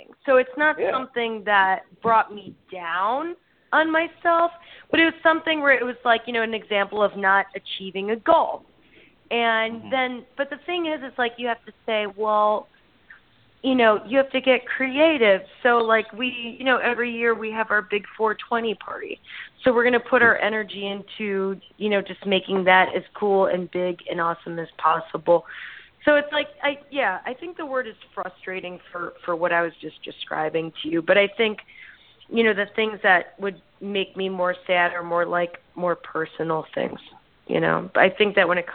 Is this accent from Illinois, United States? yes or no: yes; Chicago, Illinois, United States; we're from Chicago. We totally carry the flag as we go and try to represent ourselves and our community